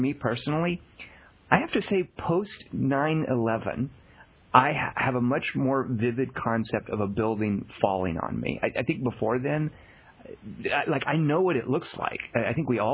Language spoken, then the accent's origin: English; Arkansas, United States; I grew up in Arkansas